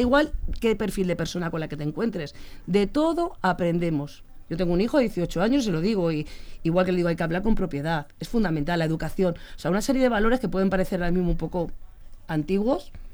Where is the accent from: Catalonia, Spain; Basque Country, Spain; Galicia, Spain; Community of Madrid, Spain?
Community of Madrid, Spain; Leganés; Vivimos en Leganes, que es mi pueblo. Es mi pueblo